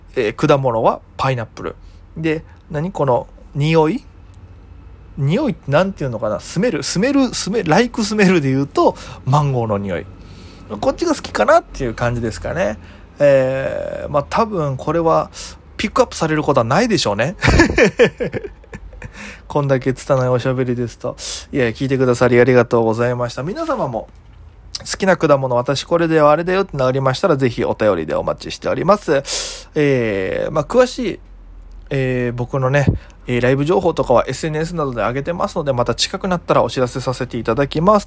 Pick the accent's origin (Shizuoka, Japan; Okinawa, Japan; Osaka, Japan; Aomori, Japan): Okinawa, Japan; 僕が沖縄出身